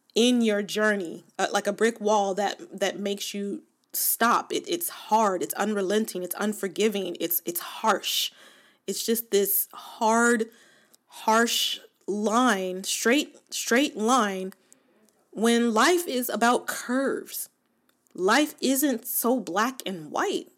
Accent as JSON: {"language": "English", "town": "Los Angeles", "region": "California", "country": "United States", "tie": "born or raised there", "said": "I was born and raised in Los Angeles or in, in Southern California"}